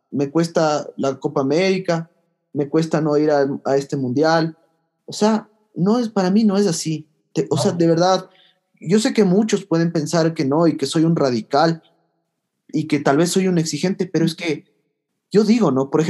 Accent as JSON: {"language": "Spanish", "country": "Ecuador", "said": "pero somos de Ecuador, o sea, estamos obligados a ir al mundial"}